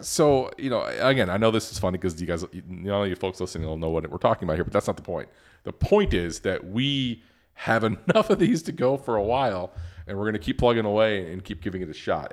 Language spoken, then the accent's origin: English; Detroit, Michigan, United States; Ben and I grew up in Detroit